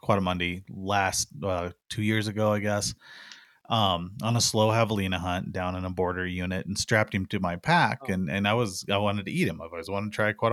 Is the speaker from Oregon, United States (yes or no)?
no; Missouri Ozarks, United States; now in Arizona, United States; I grew up in the Missouri Ozarks, and raccoons were a big part of life back there